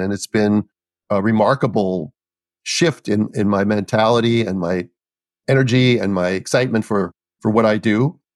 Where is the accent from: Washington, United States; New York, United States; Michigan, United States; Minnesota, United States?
Minnesota, United States; I grew up in Minnesota